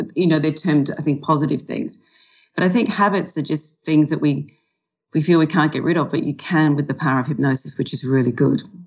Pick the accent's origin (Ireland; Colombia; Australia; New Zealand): Australia; also born or lived in California / London; now in Melbourne, Australia; I'm an Australian who specializes in helping people change their relationship with food and alcohol